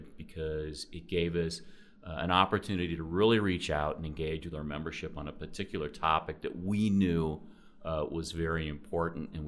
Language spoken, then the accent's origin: English; Fairfield, Iowa, United States; I grew up in Fairfield, Iowa, lived there until